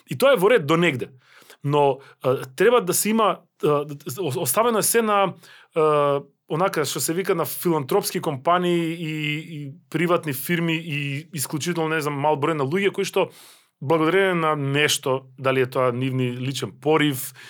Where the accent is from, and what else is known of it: North Macedonia